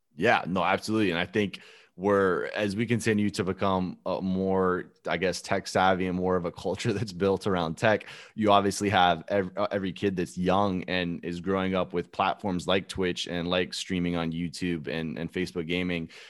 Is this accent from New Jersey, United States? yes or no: no; Alabama, United States; born or raised there; moved away as an adult; also born or lived in Gainesville, Florida; now in Tampa, United States